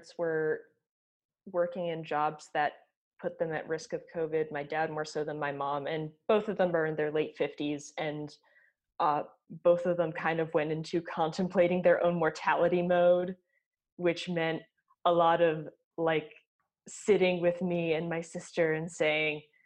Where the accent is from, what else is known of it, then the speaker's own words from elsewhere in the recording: New York, United States; I'm a New Yorker